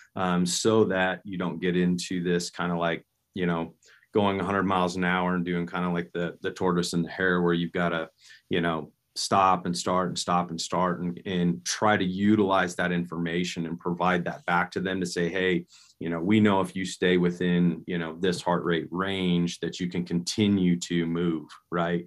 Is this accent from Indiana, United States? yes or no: no; Nebraska, United States; I grew up in Nebraska